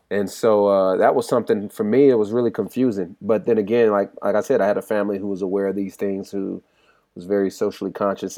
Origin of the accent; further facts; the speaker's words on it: California, United States; I'm from California as well